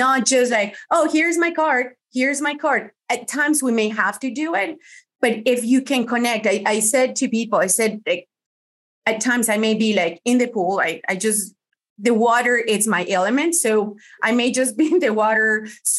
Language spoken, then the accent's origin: English; Colombia; first language Spanish; English is a second language; moved away as an adult; also born or lived in Miami, United States; now in United States; my husband and I, we moved from Colombia to the States, we lived in Miami